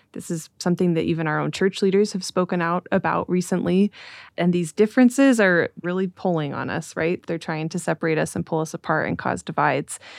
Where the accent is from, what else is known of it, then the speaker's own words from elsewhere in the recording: Utah, United States; I grew up in Utah in a very homogenous community